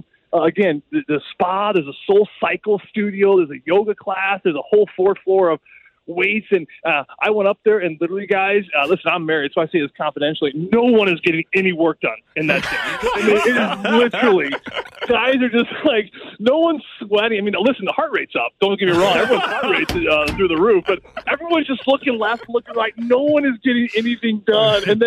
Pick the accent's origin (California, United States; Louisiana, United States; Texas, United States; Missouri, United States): Missouri, United States; St. Louis; straight from Afton, where I grew up in St. Louis